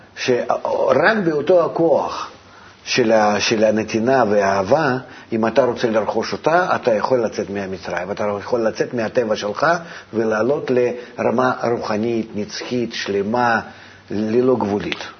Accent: Russia; moved away; אני מרוסיה

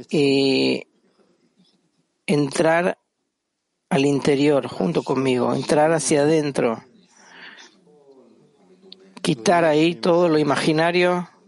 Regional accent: Germany; Yo crecí en Alemania

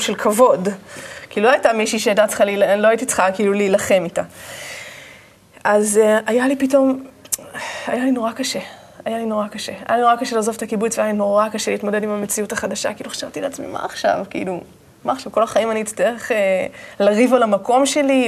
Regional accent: Manara, Northern District, Israel; moved away; also born or lived in Ashdod; גדלתי בקיבוץ מנרה, שזה קודם כל אה, קיבוץ שנמצא ממש אה, בגבול הצפון

